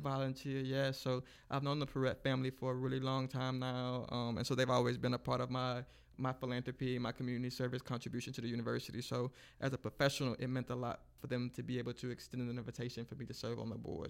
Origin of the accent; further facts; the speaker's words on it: Lake Charles, Louisiana, United States; now in Lafayette, United States; I'm actually originally from Lake Charles